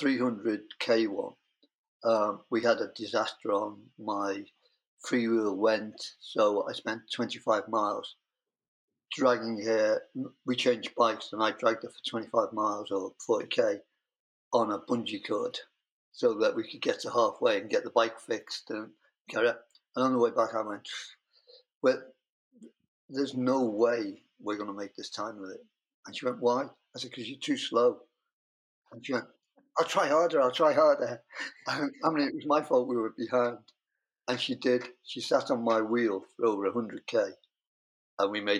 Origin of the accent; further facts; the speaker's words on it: United Kingdom; I'm British.